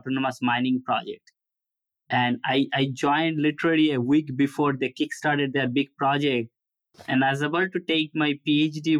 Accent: Kolkata, West Bengal, India; moved away as an adult; also born or lived in Ohio; now in United States; I was born in Calcutta

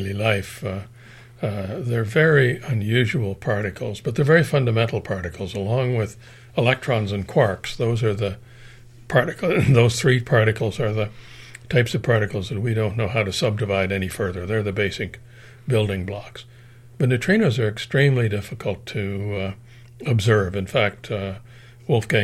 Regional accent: Sydney, Nova Scotia, Canada; moved away as an adult; also born or lived in Pasadena, California / Chalk River, Ontario / Princeton, New Jersey; now in Kingston, Canada; I'm originally from Sydney, Nova Scotia

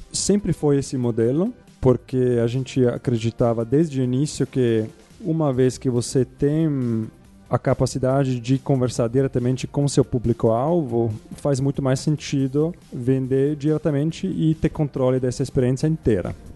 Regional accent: Zurich, Switzerland; Portuguese is a second language; moved away as an adult; also born or lived in United States / England / New York; now in Brazil; eu sou de Zurich, Suíça. Ah, morei lá até vinte anos.

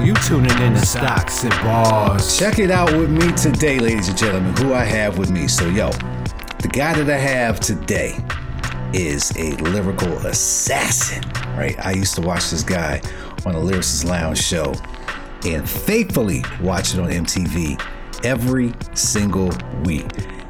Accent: New York City, New York, United States; moved away; I'm from Brooklyn

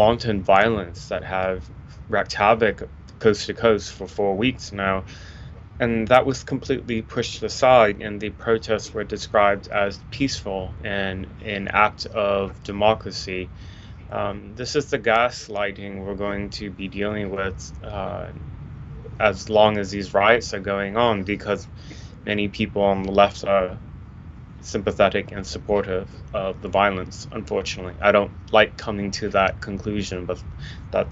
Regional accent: Portland, Oregon, United States; my hometown of Portland, Oregon

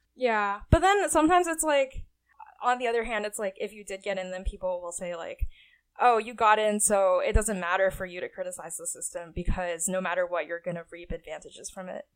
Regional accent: Livingston, New Jersey, United States; I grew up in Livingston, New Jersey

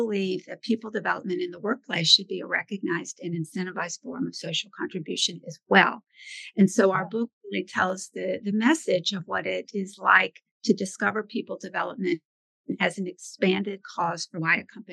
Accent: Birmingham, Alabama, United States; moved away; also born or lived in Boston; I actually grew up in Birmingham, Alabama. I'm from the South

